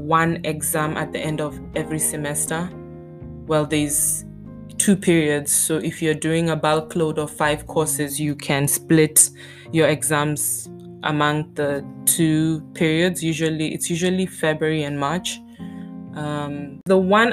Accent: Botswana; moved away as an adult; now in Stuttgart, Germany; I'm from the African continent. I grew up in Botswana

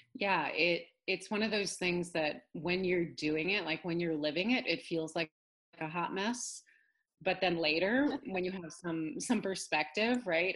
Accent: Northern California, United States; also born or lived in upstate New York; now in New York, United States; I grew up in Northern California, actually. I'm a California girl originally.

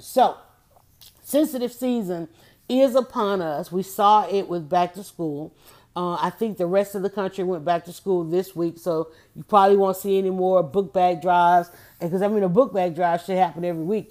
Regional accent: United States; being African American in America

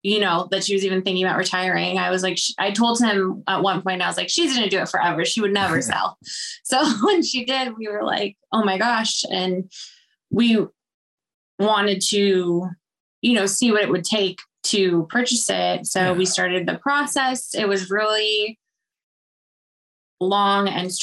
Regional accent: Arizona, United States; So I'm from Arizona. I'm an Arizona native. I went to high school here.

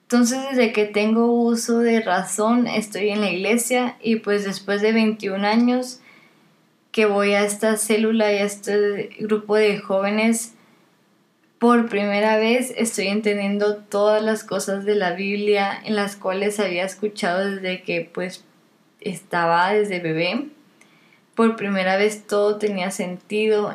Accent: Monterrey, Nuevo León, Mexico; also born or lived in Kingsville, Texas; Casi toda mi vida he vivido aquí en Monterrey, excepto por tres años que estuve en Kingsville, Texas, y tres meses en Perú, en Lima, Perú.

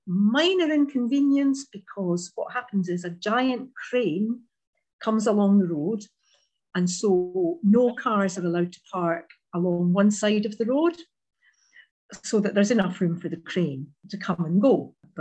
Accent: Edinburgh, Scotland, United Kingdom; moved away as an adult; now in Limekilns, United Kingdom; I was born and brought up in Edinburgh, and that's where I spent my formative years. But I moved to Fife in 1990. And so I feel that I've now lived in Fife for almost, not quite, but almost longer than I lived in Edinburgh.

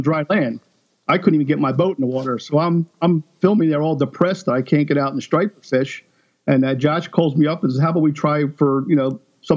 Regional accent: Philadelphia, Pennsylvania, United States; I grew up in Philadelphia, so, you know, we started fishing when I was young in the Delaware River

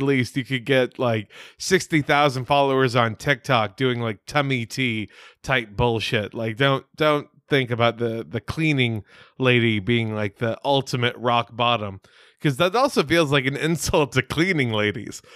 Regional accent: United States; I'm an ignorant as fuck American.

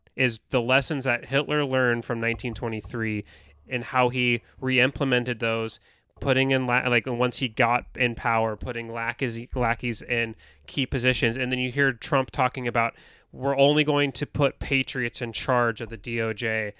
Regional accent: United States

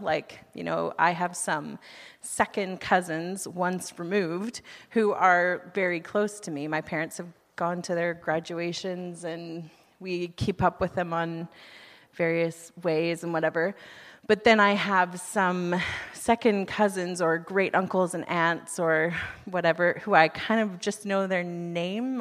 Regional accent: United States; moved away as an adult; now in Canada; I'm from the United States

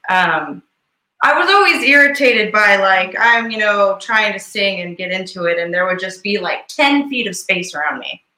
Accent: Bakersfield, California, United States; growing up in Bakersfield and like being like a woman that plays music

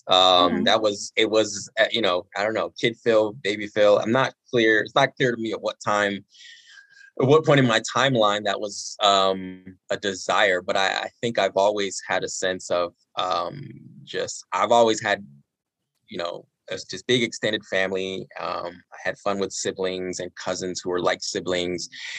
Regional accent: United Kingdom; born there; Both my mom and dad were born and raised in Nigeria, and they got married in the UK in the early 80s. And shortly after they got married, I was born.

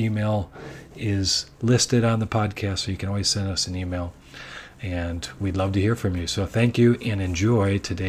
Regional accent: Chicago, Illinois, United States; now in Japan; my hometown of Chicago is also famous for pizza.

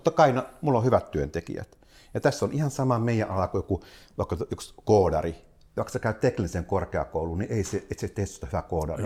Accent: South Ostrobothnia, Finland; mä oon Etelä-Pohjanmaalta yrittäjäperheestä

